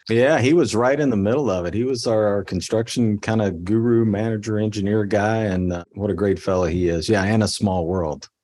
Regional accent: Kentucky, United States; I grew up in Kentucky

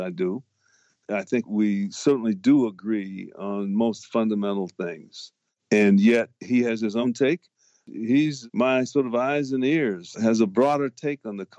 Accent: Harvey, Illinois, United States; I grew up in Chicago, the town I grew up in, Harvey, Illinois, right off the south side of Chicago

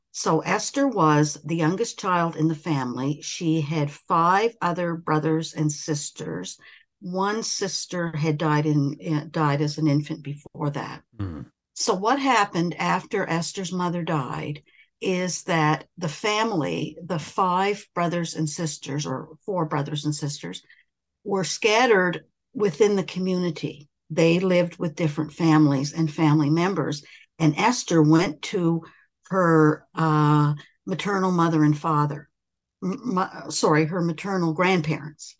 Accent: River Hebert, Nova Scotia, Canada; I was uh, born and raised in River Hibbert, mm-hmm. Cumberland County, which is about a 20 minute 25 minute drive from Amherst, Nova Scotia

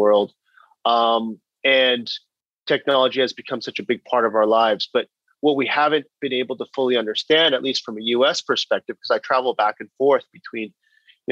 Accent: Bay Area, California, United States; born or raised there; moved away as an adult; also born or lived in China

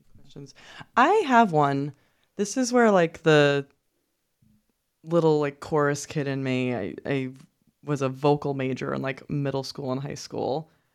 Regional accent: New York, United States; I'm from Brooklyn

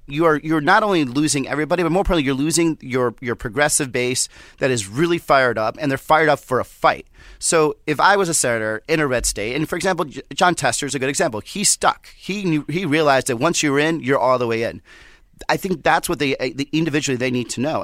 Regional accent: Southwest, United States; I'm from the Southwest

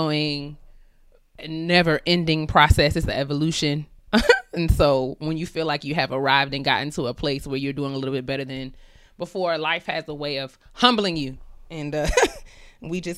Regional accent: New York, United States; moved away as an adult; now in Maryland, United States; I'm originally from New York. So I was living in New York when Jade

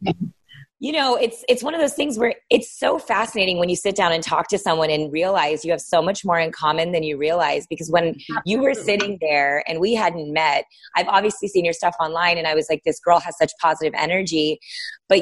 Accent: Texas, United States; I live in Texas. I'm here now at home now

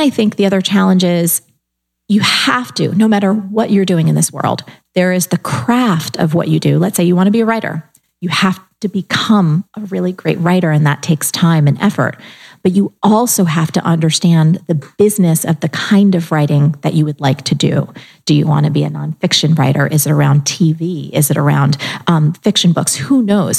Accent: New Jersey, United States; I'm also from New Jersey

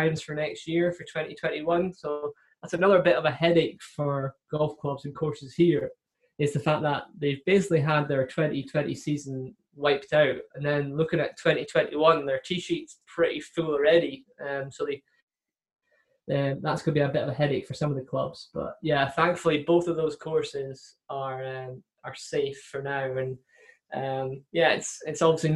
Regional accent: Scotland, United Kingdom; a Scottish guy who lives 3 hours away

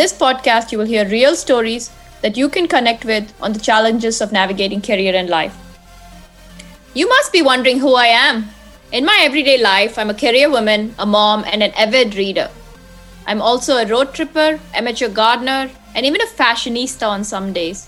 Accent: India; moved away; I'm originally from India

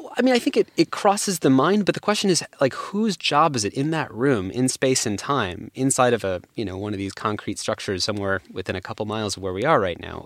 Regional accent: San Francisco, California, United States; I grew up actually in the Bay Area and San Francisco

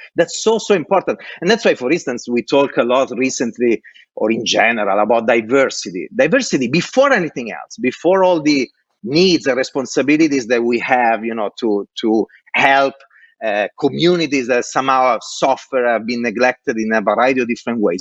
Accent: Italy; born or raised there; English is a second language; moved away as an adult; also born or lived in Dublin

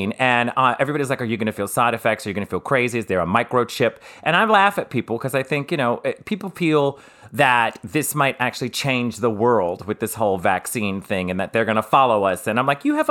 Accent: New Orleans, Louisiana, United States; moved away; I grew up in New Orleans, which is, you know, a big party town.

